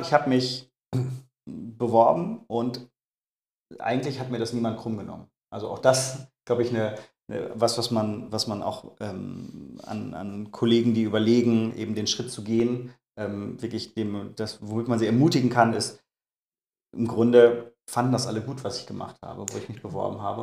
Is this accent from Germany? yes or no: yes; Münster, North Rhine-Westphalia, Germany; moved away; Ich komme gebürtig aus Münster